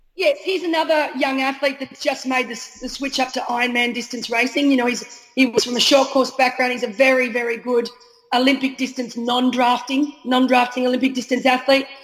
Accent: Australia; We as an Aussie

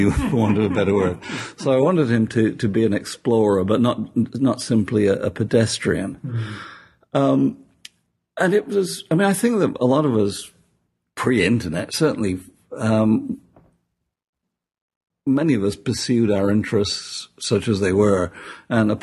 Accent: Sheffield, Yorkshire and the Humber, United Kingdom; moved away; Sheffield, my hometown

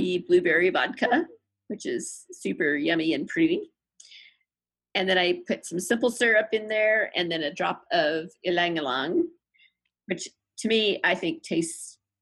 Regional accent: Cañon City, Colorado, United States; my hometown, Canyon City

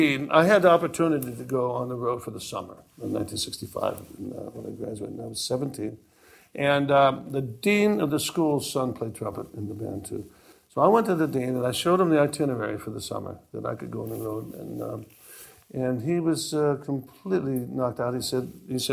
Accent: Maple Heights, Ohio, United States; also born or lived in Johnstown, Pennsylvania; I was raised in Maple Heights, which was a suburb of Cleveland

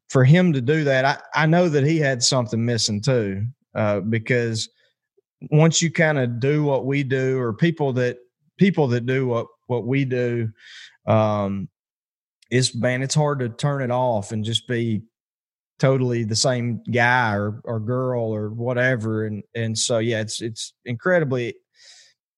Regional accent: Arkansas, United States; moved away as an adult; being back down here in the South in Arkansas, my hometown specifically

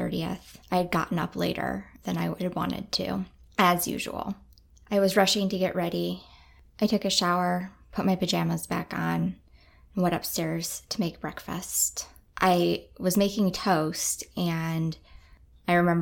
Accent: Midwest, United States; now in Anchorage, United States; I grew up in the Midwest

